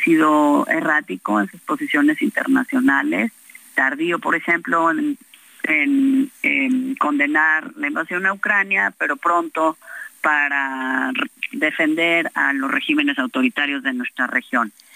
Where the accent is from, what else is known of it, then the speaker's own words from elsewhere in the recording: Mexico; como mexicanos